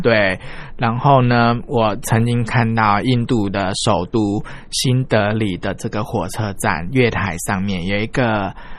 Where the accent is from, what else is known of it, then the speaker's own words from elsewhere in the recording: Taiwan; 我们台湾人比较重视的是诚信